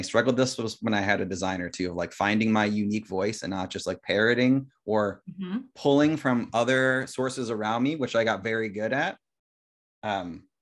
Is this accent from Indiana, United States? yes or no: yes; Indiana, United States; moved away as an adult; now in East Coast, United States; I went to a public school in Indiana